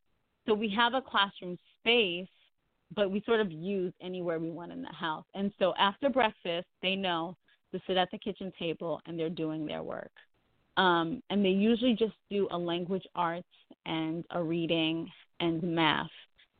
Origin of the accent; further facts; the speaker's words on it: New York, United States; moved away as an adult; now in Georgia, United States; I'm from New York, and my family and I, we relocated to Georgia about 3 years ago